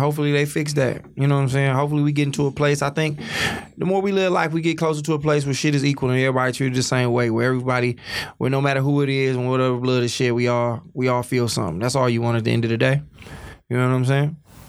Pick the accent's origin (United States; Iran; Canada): United States; Oak Park, Michigan; Like, I tell niggas I'm from Detroit, and then I'm like, I'm really from Oak Park.